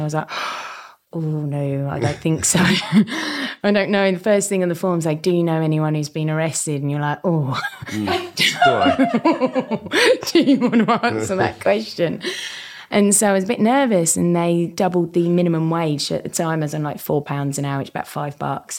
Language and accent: English; village near Dartford, Kent, South East England, United Kingdom; accent: hybrid Estuary accent; I'm from a beautiful village just outside of Dartford on the border of Southeast London and Northwest Kent. And also borders Essex, which is where I get this dulcet tones of hybrid Estrian accent.